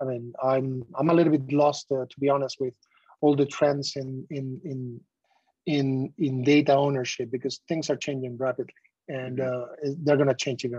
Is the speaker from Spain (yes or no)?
yes; southwest Spain, Spain; I come from the Southwest Spain, where I used to go to the market, local market